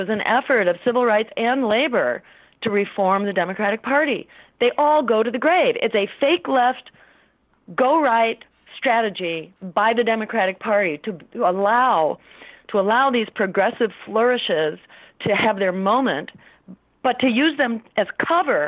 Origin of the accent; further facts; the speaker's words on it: Massachusetts, United States; my home state, in Massachusetts